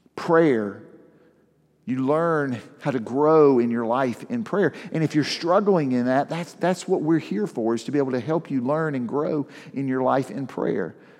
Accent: the South, United States; I grew up in the South

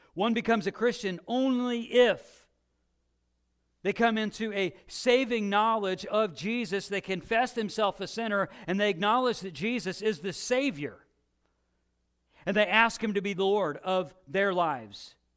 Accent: Illinois, United States; when I was a kid and growing up in Illinois

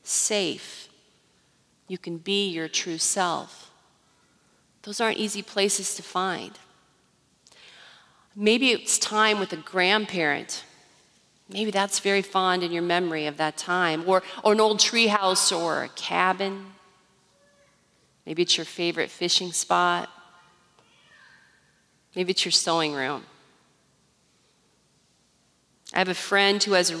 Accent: Iowa, United States; Growing up in Iowa, tornadoes were always a really near threat in the summertime.

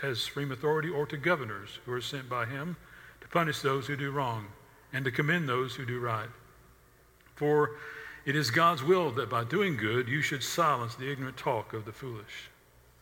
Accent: the South, United States

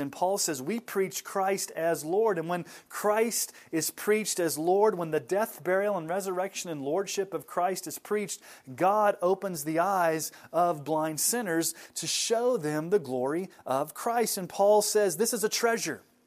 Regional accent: Kansas City, Missouri, United States; I was born in Kansas City, Missouri

